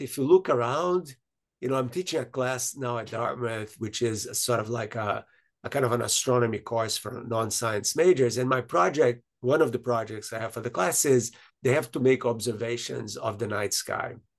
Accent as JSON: {"language": "English", "country": "Brazil", "tie": "born or raised there", "said": "from the country I was born in Brazil"}